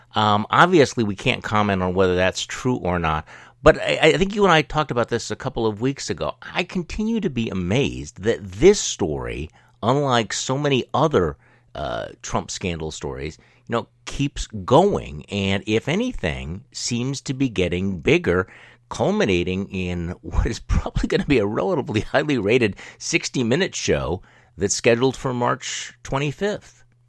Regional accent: Milwaukee, Wisconsin, United States; my hometown here in, uh, in Milwaukee, Wisconsin

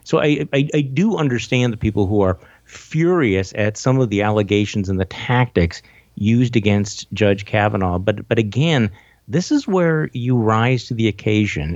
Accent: Wisconsin, United States; moved away; I'm from Wisconsin and, you know, and I'm back home

